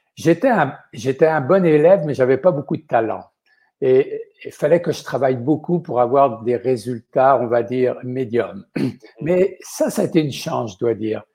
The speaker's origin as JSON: {"language": "French", "town": "La Gaubretière", "region": "Pays de la Loire", "country": "France", "tie": "born or raised there", "moved": "yes", "lives_now": "Quebec, Canada", "said": "je suis né dans un minuscule village qui s'appelle la Gaubretière, et ça se trouve dans, l'ouest de la France, dans un département qu'on appelle la Vendée"}